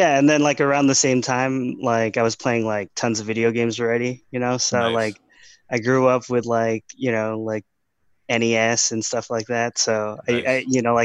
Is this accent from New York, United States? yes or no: no; Los Angeles, California, United States; I grew up in Los Angeles. Eagle Rock.